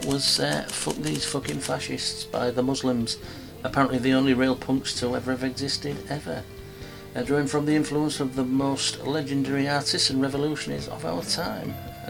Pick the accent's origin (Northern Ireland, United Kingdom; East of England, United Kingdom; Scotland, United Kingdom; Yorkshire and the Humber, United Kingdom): Yorkshire and the Humber, United Kingdom; Hull; my hometown of Kingston-upon-Hull